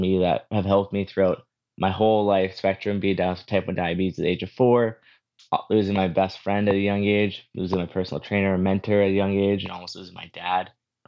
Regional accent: Moose Jaw, Saskatchewan, Canada; So I was born and raised in Moose Jaw, Saskatchewan, and I grew up there

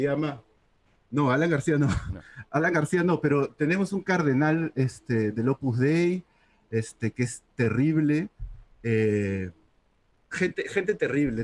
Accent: Lima, Peru; also born or lived in Miraflores; en realidad vivo en Miraflores, pero he crecido toda mi vida en San Isidro

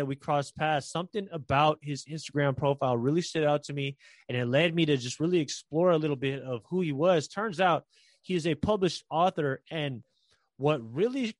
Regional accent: San Francisco, California, United States; I'm from San Francisco

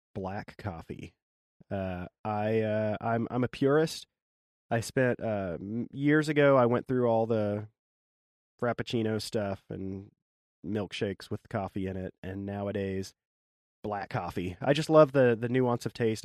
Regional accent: Arkansas, United States; now in Maryland, United States; I grew up in Arkansas, my wife did too

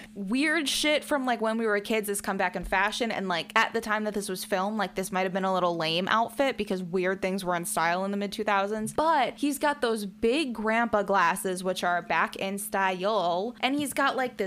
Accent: Illinois, United States; I'm from Illinois

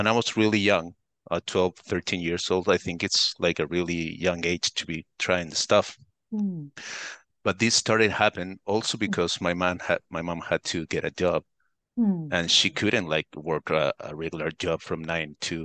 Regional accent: Santiago, Santiago Metropolitan Region, Chile; first language Spanish; English is a second language; I'm from Chile, Santiago. This is in South America. So my native language is Spanish.

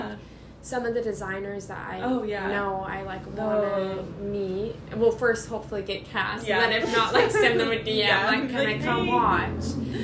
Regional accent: United States; me being very American

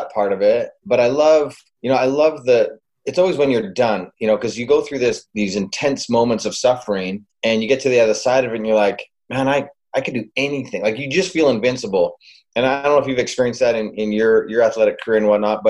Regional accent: Calgary, Alberta, Canada; I grew up in Calgary, Alberta, Canada, and so up north.

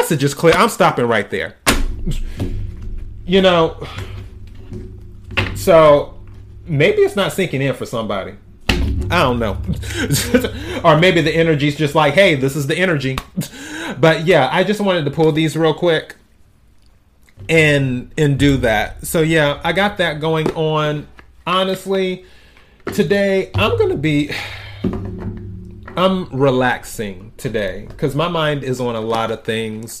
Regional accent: the South, United States; moved away; I'm originally from the South, where you cook certain foods for New Year's Day

